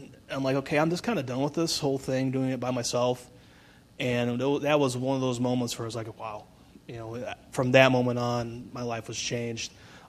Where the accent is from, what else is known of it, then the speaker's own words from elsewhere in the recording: Brunswick, United States; Well, I've been born and raised in Brunswick. I thought after high school I'd never come back, but God had other plans.